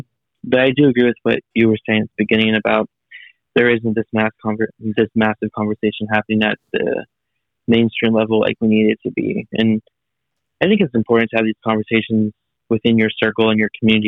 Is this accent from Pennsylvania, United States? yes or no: no; California, United States; I am recording here from California with you, and I am 24 years old. I've been here my entire life